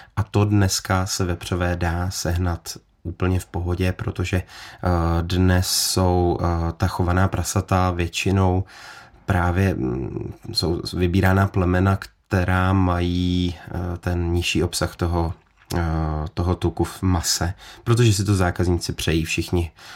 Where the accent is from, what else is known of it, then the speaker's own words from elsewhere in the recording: Czechia; tady jako u nás v Čechách